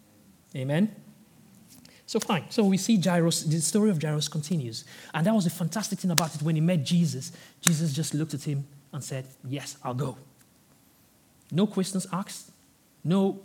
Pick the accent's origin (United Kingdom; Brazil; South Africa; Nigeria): Nigeria; moved away; I'm originally from Nigeria